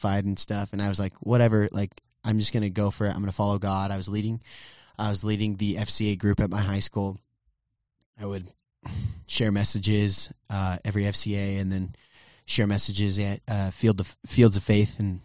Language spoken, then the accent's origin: English; Brownsville, Texas, United States; also born or lived in Southern California / Farmers Branch, Texas; my birthplace or hometown, if you will, is Brownsville, Texas. So I'm a Texan through and through